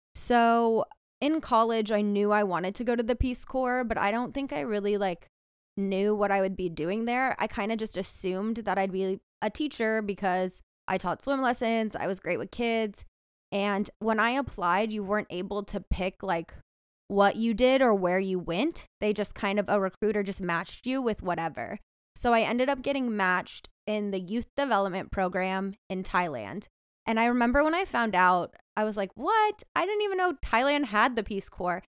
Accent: San Diego, California, United States; moved away as an adult; also born or lived in Stanford, California / Texas; now in Bay Area, United States; I grew up in Southern California in San Diego

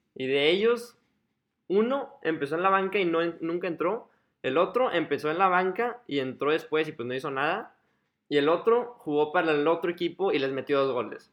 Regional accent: Mexico; como mexicano

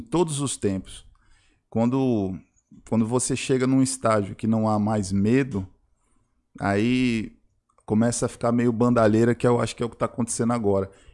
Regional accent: Brazil; também sou brasileiro

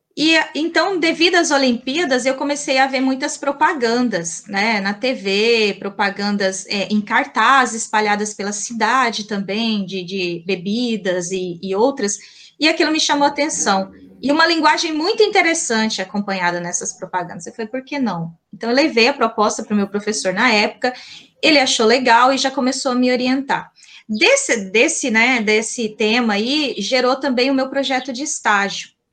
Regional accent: Colíder, Mato Grosso, Brazil; accent: caipira; Eu sou mato-grossense, eu nasci em Colíder, interior aqui de, de Mato Grosso, né? Daí o meu sotaque bem caipira

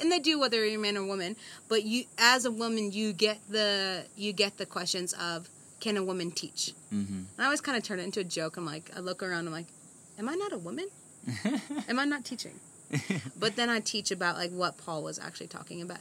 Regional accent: United States; moved away as an adult; now in Zambia; born and raised in America.

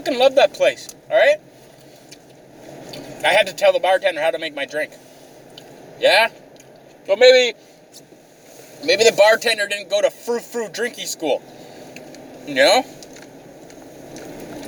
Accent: Canada

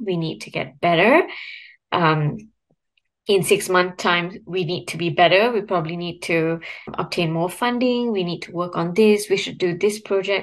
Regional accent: Ipoh, Perak, Malaysia; moved away; I'm from Ipoh. So I went back to Ipoh to spend time with my parents

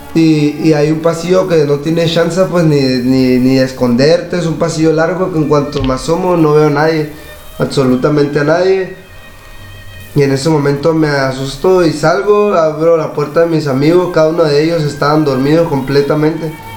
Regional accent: La Paz, Baja California Sur, Mexico; Yo soy aquí de La Paz, la colonia de la Vista

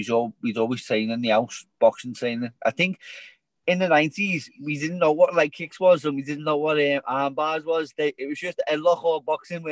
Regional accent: Liverpool, North West England, United Kingdom; I grew up in a small community in the centre, the very centre of Liverpool.

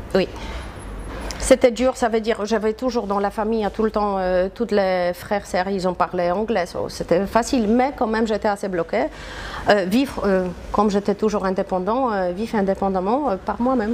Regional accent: Poland; French is a second language; moved away as an adult; also born or lived in New York, United States; now in Marrakech, Morocco; Je suis polonaise

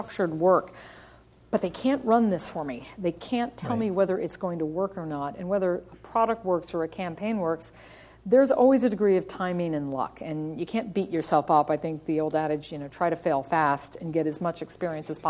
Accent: United States; accent: American; moved away; also born or lived in overseas; I'm an American. I sound like an American, but I've spent 10 years overseas.

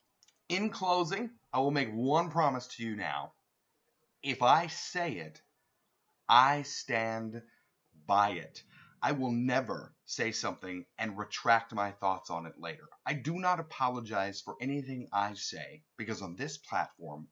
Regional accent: United States; as American people

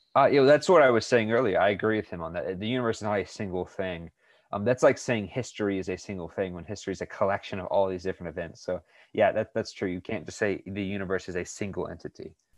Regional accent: United States; I was born in the United States

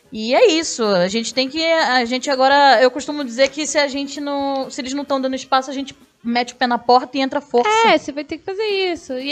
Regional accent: Rio de Janeiro, Brazil; minha, minha terra, minha terra, sou carioca.

